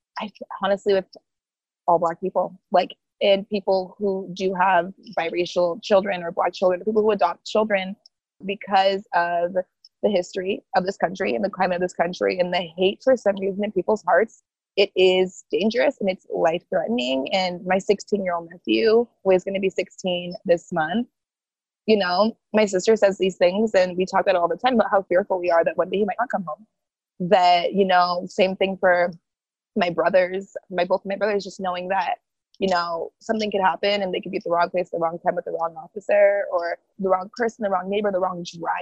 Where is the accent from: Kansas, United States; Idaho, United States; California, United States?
Idaho, United States; Boise; first language Haitian Creole; English is a second language; moved away as an adult; now in East Coast, United States; born and raised in Boise, Idaho.